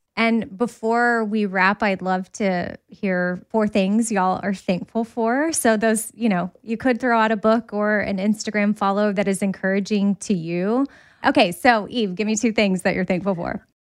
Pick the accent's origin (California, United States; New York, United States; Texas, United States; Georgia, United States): Texas, United States; I'm from Texas